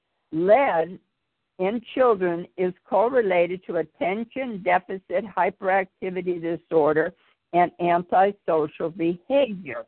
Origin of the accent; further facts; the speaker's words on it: Chicago, Illinois, United States; I grew up in Chicago with the steel mills